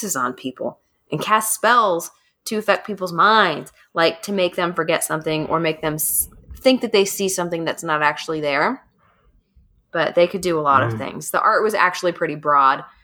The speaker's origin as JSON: {"language": "English", "region": "Kentucky", "country": "United States", "accent": "Kentucky", "said": "my Kentucky accent's coming out"}